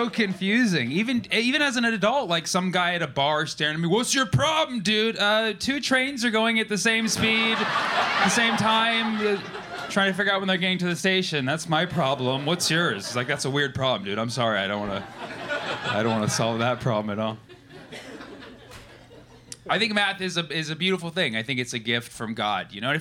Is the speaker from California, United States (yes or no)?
yes; California, United States; I'm from California.